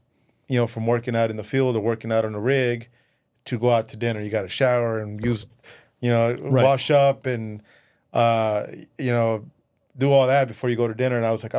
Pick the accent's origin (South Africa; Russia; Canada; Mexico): Mexico; growing up in Mexico and seeing your grandparents watch all the telenovelas, and you watch all these great, cool buildings in Mexico City